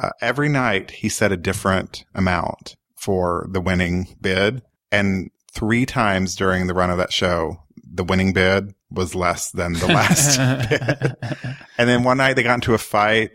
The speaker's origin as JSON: {"language": "English", "region": "Oklahoma", "country": "United States", "tie": "born or raised there", "said": "grew up in Oklahoma"}